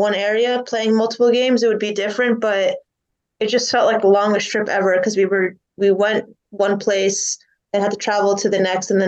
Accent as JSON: {"language": "English", "region": "New Jersey", "country": "United States", "tie": "born or raised there"}